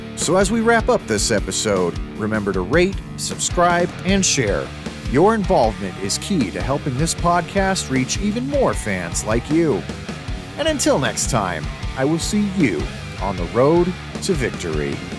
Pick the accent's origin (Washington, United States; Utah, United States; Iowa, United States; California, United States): Utah, United States; growing up in Utah my whole life